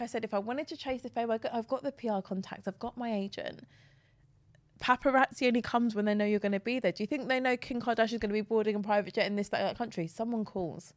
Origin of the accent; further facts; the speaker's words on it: Cockfosters, London, United Kingdom; If I wanna sound one way, I'll say North London. If I wanna sound another way, I'll say I'm from Cock Fosters in Hertfordshire